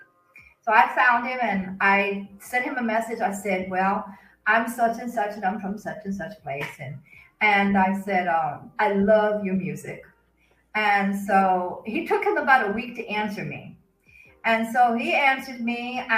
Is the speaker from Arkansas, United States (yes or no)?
yes; Arkansas, United States; moved away; also born or lived in Kansas; I was born and raised in Arkansas, but I lived in Kansas for about 17 years.